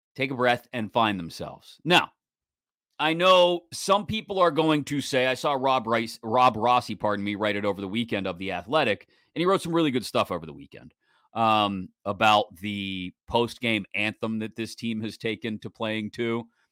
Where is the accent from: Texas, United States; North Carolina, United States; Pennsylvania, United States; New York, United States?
Pennsylvania, United States; Pittsburgh; I grew up in Pittsburgh for the bulk of my life